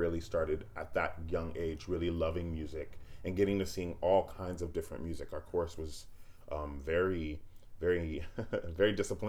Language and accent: English; Niceville, Florida, United States; moved away as an adult; also born or lived in Oakland, California; I left there when I was 5, moved to Niceville, Florida. And that's really where I call home. When people ask me where I'm from, I say Niceville because I spent from the age of 5 all the way up till college in Niceville.